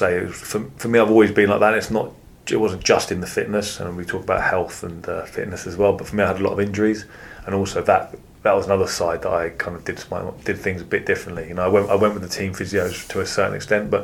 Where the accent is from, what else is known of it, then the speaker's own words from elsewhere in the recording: London, United Kingdom; My parents are both Eastern Europeans, so they were immigrants, and I grew up in London